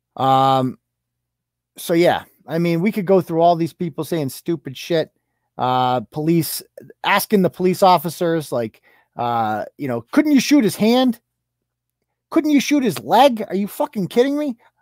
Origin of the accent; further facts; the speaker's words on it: Worcester, Massachusetts, United States; I was born and raised in Worcester, product of the Worcester Public Schools